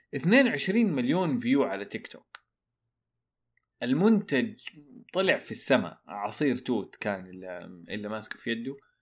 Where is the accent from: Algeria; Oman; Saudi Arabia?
Saudi Arabia; عندنا في السعودية